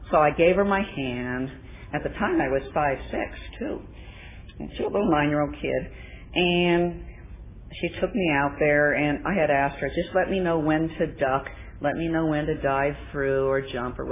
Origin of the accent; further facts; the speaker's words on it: Coronado, California, United States; moved away; I was raised in Coronado, but this time I was living back in Coronado